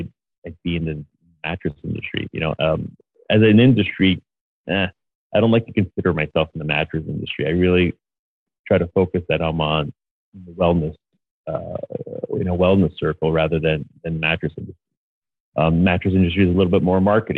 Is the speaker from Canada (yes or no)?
yes; Montreal, Quebec, Canada; moved away; I'm from Montreal, but my factory is still in Montreal